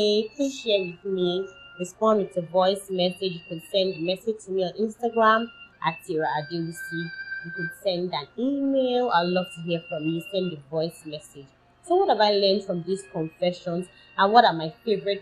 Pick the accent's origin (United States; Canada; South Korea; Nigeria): Nigeria; my home country, Nigeria, in Africa.